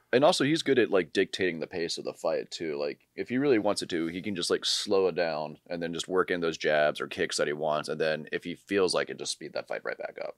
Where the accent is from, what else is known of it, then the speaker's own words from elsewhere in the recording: Charlottesville, Virginia, United States; moved away; I'm applying to be a firefighter in my hometown of Charlottesville